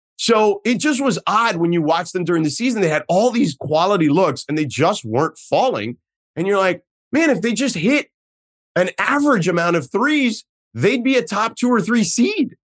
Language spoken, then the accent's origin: English; Miami, Florida, United States; come back to my hometown